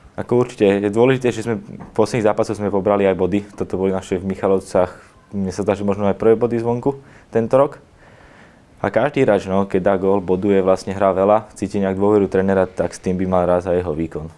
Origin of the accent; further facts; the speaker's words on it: Bratislava, Bratislava Region, Slovakia; moved away as an adult; now in Košice, Slovakia; narodil som sa v Bratislave, hrával som za Slovan od mala